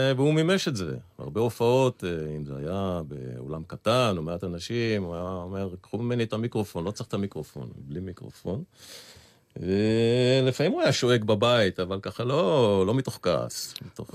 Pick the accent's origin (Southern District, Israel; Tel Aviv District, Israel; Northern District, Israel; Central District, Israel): Tel Aviv District, Israel; Tel Aviv; וב-54 הם חזרו לארץ, והקימו בית בשכונת אפקה בתל אביב, שם גדלנו.